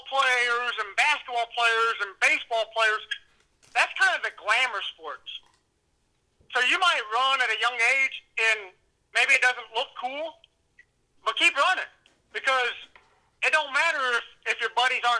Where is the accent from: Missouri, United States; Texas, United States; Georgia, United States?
Missouri, United States; moved away; where I grew up in Missouri